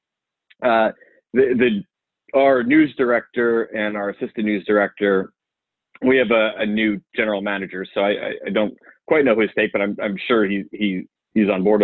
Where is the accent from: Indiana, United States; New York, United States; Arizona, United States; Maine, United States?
New York, United States; Syosset; now in Charlotte, United States; I grew up in Nassau County, Long Island, a town called Syosset